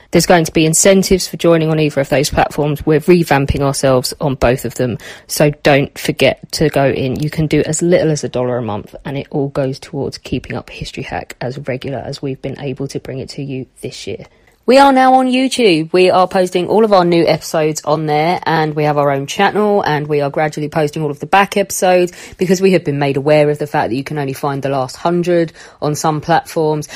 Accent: England, United Kingdom; as an English person

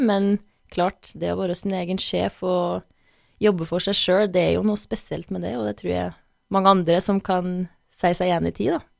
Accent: Røros, Trøndelag, Norway; moved away as an adult; now in New York, United States; Jeg er jo kjempestolt av plassen, hjemmeplassen min.

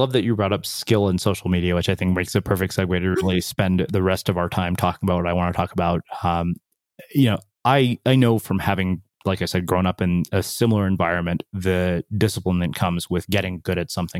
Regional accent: India; also born or lived in Texas, United States; as an Indian immigrant in a small Texas town, like I remember we were the only Indians there.

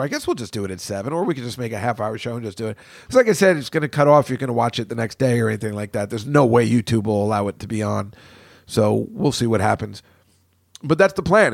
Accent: New York City, New York, United States; I'm from New York City

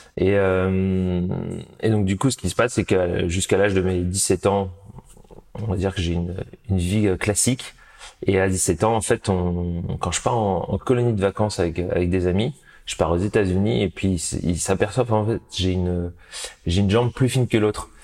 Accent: Chambourcy, Île-de-France, France; je suis né euh, en région parisienne, dans les Yvelines, à Chambourcy exactement

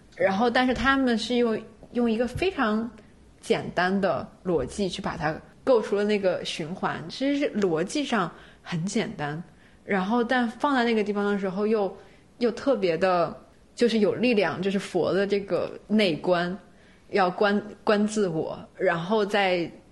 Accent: China; 因为我是中国人

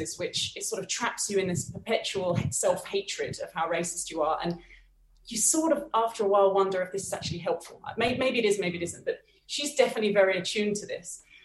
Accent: United Kingdom; now in Bogota, Colombia; I'm British

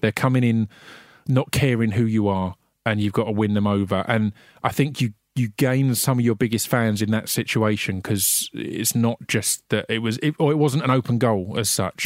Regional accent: Essex, East of England, United Kingdom; I'm from Essex, but my family are all from South London.

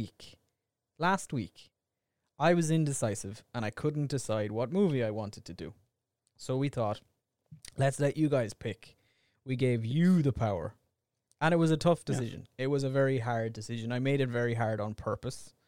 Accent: Ireland; We're two Irish idiots.

